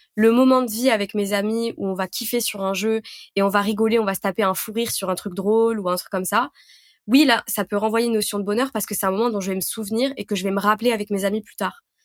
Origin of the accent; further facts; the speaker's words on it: Lyon, Auvergne-Rhône-Alpes, France; je suis lyonnaise.